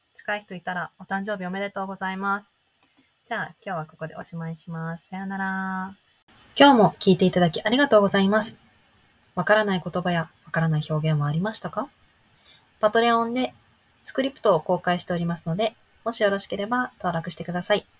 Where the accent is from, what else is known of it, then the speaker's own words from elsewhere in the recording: Hokkaido, Japan; also born or lived in near Tokyo; 私北海道生まれ北海道育ち